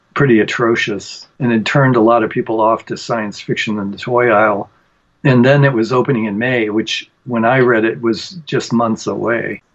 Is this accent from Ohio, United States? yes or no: yes; Cleveland, Ohio, United States; also born or lived in Mayfield Heights, Ohio; I grew up in Cleveland, Ohio. Mayfield Heights was where I was born